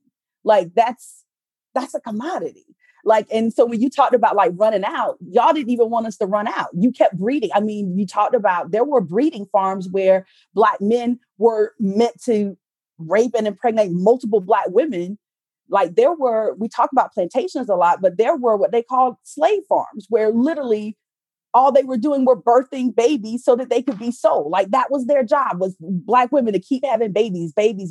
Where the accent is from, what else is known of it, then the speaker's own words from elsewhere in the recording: the South, United States; I'm from the South.